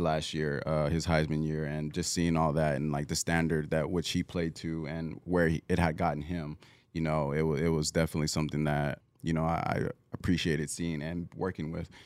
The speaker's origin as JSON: {"language": "English", "region": "Southern California", "country": "United States", "also_born_or_lived": "Oregon", "moved": "as an adult", "said": "I'm originally from Southern California"}